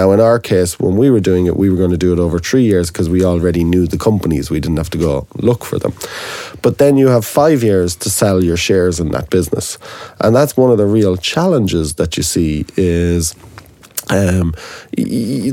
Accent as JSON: {"language": "English", "country": "Ireland", "said": "as an Irishman"}